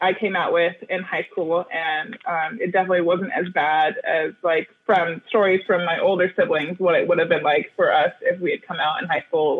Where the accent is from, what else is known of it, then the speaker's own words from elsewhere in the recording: Corvallis, Montana, United States; now in Portland, United States; I am a Montanan born and bred.